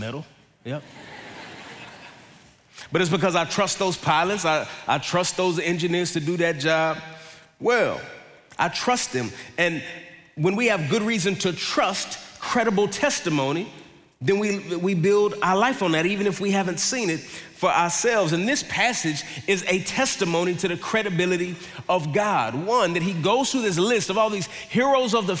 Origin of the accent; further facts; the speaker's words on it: Dallas, Texas, United States; I grew up in Dallas